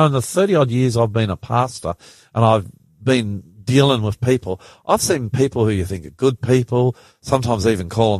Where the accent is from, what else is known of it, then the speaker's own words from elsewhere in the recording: New Zealand; now in Sydney, Australia; I grew up in New Zealand, so I started union